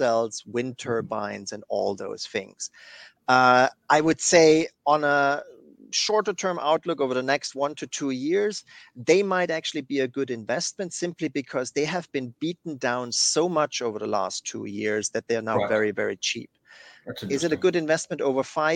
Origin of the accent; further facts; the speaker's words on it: Germany; moved away; my home country of Germany